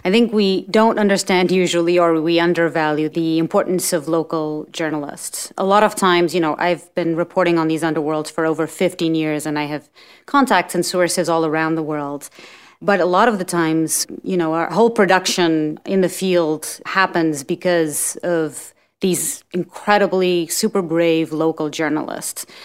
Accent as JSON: {"language": "English", "country": "Portugal", "also_born_or_lived": "New York", "moved": "as an adult", "said": "I'm from Portugal. And when I graduated school in Portugal"}